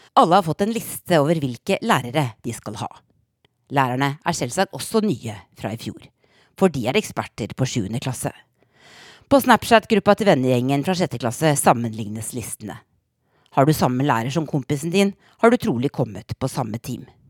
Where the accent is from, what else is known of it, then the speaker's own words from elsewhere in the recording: Norway; moved away as an adult; now in Washington, D.C., United States; i tredje klasse hjemme i Norge